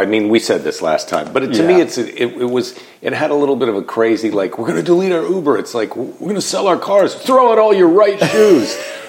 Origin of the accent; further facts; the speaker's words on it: United States; I'm American, you're Canadian.